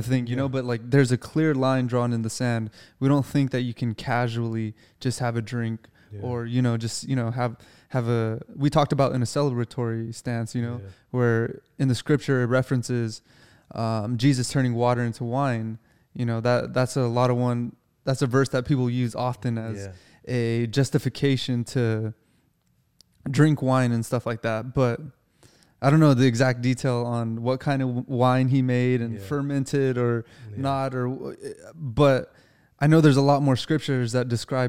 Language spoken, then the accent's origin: English; United States; You know, I'm an American, you know, like I work, I'm a grunt, you know?